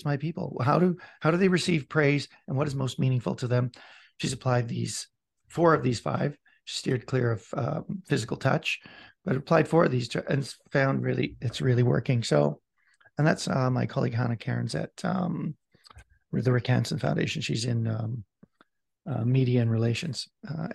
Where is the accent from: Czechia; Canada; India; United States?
Canada; Vancouver, British Columbia; I'm from Vancouver